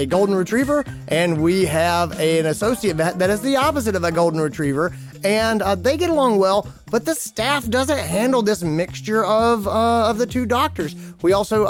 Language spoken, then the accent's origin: English; Greenville, South Carolina, United States; in Greenville, South Carolina, my hometown